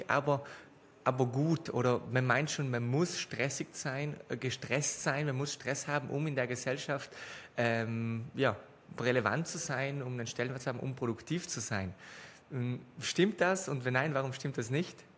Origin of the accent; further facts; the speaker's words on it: South Tyrol, Trentino-Alto Adige, Italy; accent: South Tyrolean; unserem Südtiroler Dialekt